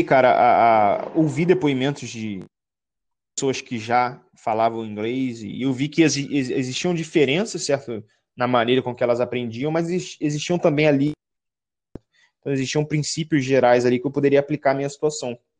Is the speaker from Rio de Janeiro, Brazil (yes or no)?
yes; Baixada Fluminense, Rio de Janeiro, Brazil; Eu sou do Rio de Janeiro, certo, da Baixada Fluminense